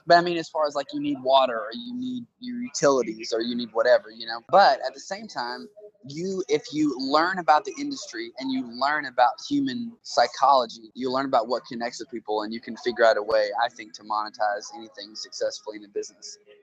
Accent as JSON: {"language": "English", "town": "Tulsa", "region": "Oklahoma", "country": "United States", "tie": "born or raised there", "said": "my hometown here in Tulsa"}